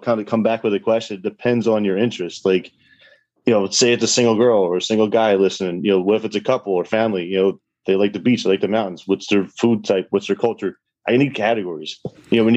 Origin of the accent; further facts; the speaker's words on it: Philadelphia, Pennsylvania, United States; my hometown, Philadelphia